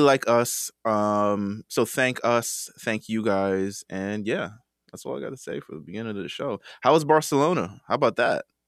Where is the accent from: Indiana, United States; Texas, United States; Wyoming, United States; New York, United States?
New York, United States; I'm from New York